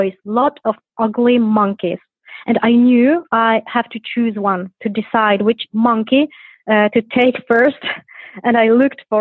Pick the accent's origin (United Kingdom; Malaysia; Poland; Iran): Poland; Gdynia, Pomeranian Voivodeship; I'm from Poland. I'm from Gdynia. It is the north of Poland by the sea.